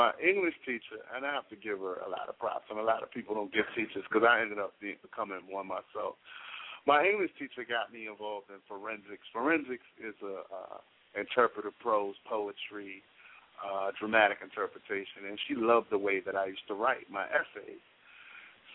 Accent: Richmond, Virginia, United States; moved away as an adult; now in Washington, D.C., United States; I was born and raised in Richmond, Virginia.

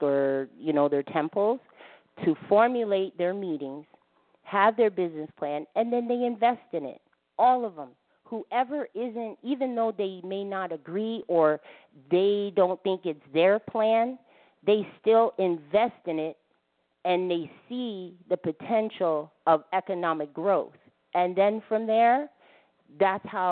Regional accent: United States; now in Canada; I was born here in America, eight generations

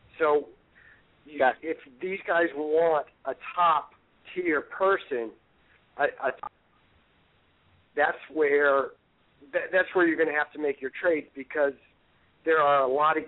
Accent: Midwest, United States; now in Maine, United States; I'm originally from the Midwest

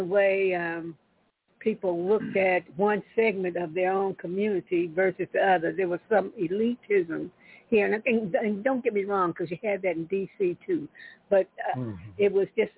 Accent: Washington, District of Columbia, United States; moved away as an adult; now in Oklahoma, United States; I'm born and raised in Washington, D.C.

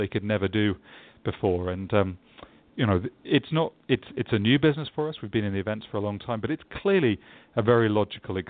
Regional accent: England, United Kingdom; also born or lived in London, England; I'm English, so I always get this feedback when I'm in the States that I don't sound energetic or positive enough.

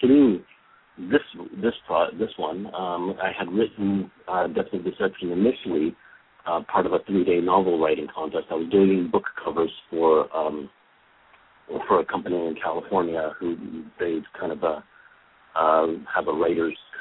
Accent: Toronto, Ontario, Canada; I'm from Toronto, Canada, and actually that's pretty much where I'm at right now

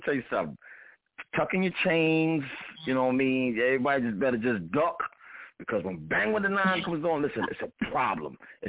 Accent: Brooklyn, New York, United States; even though I'm from Brownsville, Brooklyn, he's representing this Queens thing.

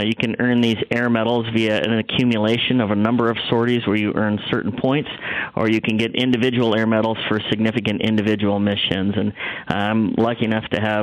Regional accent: the Midwest, Nebraska, United States; also born or lived in Texas; I was raised here in the Midwest and went to high school in Nebraska

